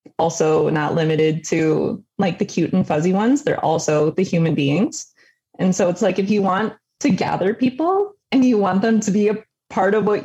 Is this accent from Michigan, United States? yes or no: yes; Detroit, Michigan, United States; also born or lived in Macomb, Michigan; I grew up in Detroit with my mom